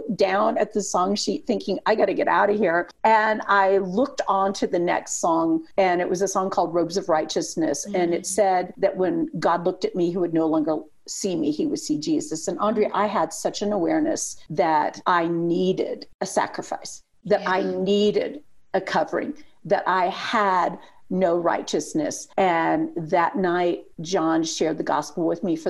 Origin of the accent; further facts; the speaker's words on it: Indiana, United States; also born or lived in Arizona; I'm from Indiana